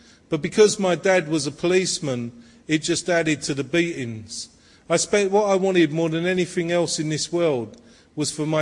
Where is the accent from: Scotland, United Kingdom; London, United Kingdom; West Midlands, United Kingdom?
London, United Kingdom; I was born in Walthamstow in the East End of London